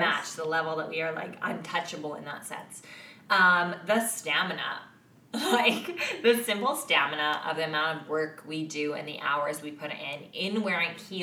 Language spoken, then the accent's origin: English; Canada